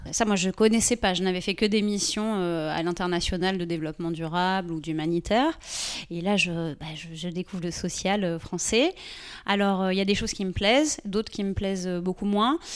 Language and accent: French; Guadeloupe; moved away as an adult; also born or lived in Pointe-à-Pitre / south of France; j'ai fait mon collège, j'ai fait mon lycée en Guadeloupe, j'ai passé mon bac en Guadeloupe